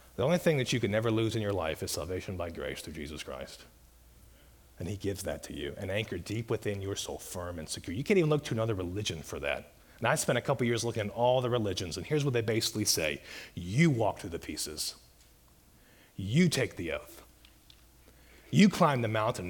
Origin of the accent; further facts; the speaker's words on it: Mobile, Alabama, United States; I grew up in Mobile Bay in Alabama